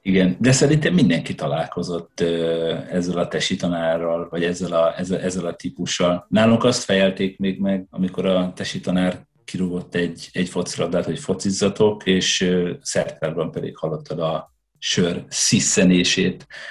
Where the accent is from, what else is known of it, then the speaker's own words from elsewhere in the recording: Hajdú-Bihar, Hungary; moved away as an adult; also born or lived in Budapest; now in Sweden; a gyerekkoromat azt, ö, azt, ö, vidéken a hajnúságban töltöttem